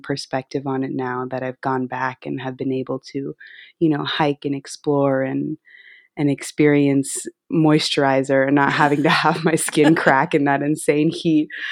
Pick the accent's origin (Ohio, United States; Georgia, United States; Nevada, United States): Nevada, United States; Las Vegas; now in New York City, United States; I was born and raised, uh, in Las Vegas, Nevada.